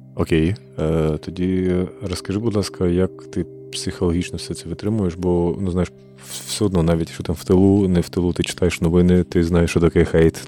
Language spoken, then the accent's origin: Ukrainian; Kharkiv, Kharkiv Oblast, Ukraine; я сам з Харкова